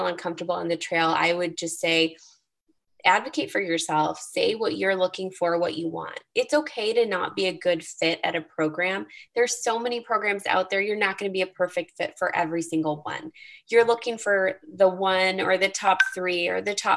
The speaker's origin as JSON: {"language": "English", "town": "Chicago", "region": "Illinois", "country": "United States", "tie": "born or raised there", "said": "I grew up in Chicago"}